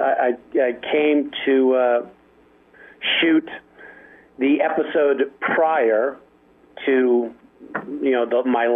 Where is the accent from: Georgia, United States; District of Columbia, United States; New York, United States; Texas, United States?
District of Columbia, United States; Washington; also born or lived in Alexandria, Virginia; So I grew up in Washington, D.C. and Alexandria, Virginia.